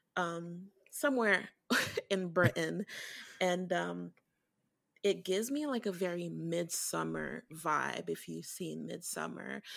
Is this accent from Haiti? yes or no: yes; Haiti; now in Brooklyn, United States; I grew up in Haiti, so I, l, I, I was born here, I was born here in Brooklyn, but I lived in Haiti